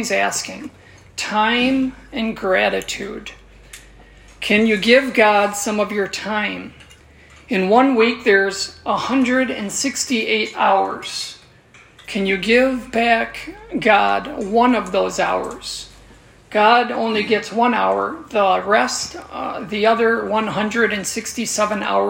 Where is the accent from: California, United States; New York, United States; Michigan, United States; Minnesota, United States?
Minnesota, United States; we're all from Minnesota, or most of us are from Minnesota